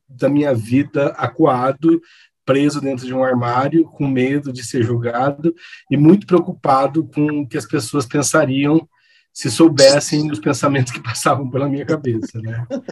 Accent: Campo Grande, Mato Grosso do Sul, Brazil; moved away as an adult; also born or lived in Assis, São Paulo; now in São Paulo, Brazil; nasci em Assis, interior de São Paulo, mas passei a minha infância e juventude toda em Campo Grande, Mato Grosso do Sul

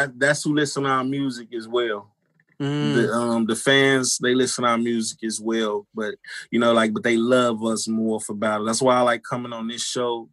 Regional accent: Chicago, Illinois, United States; growing up in Chicago

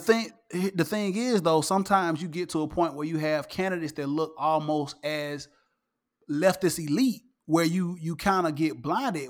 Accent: the South, United States; I grew up here in the South.

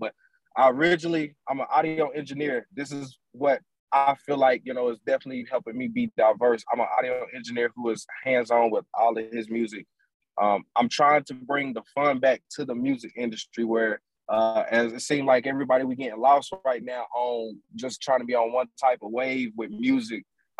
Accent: Gastonia, North Carolina, United States; Gastonia, North Carolina.

